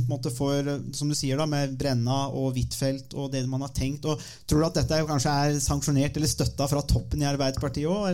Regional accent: Hallingdal, Buskerud, Norway; moved away; vi kunne gjøre en podkast i hjembygda mi.

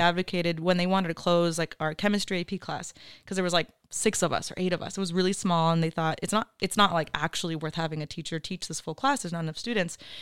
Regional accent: Oxnard, California, United States; I'm from Oxnard, eight oh five till I die, very proud to be from here.

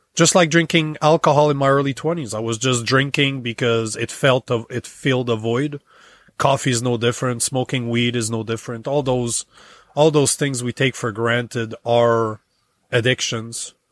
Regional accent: Canada; moved away as an adult; now in United States; as a Canadian for thirty-five years

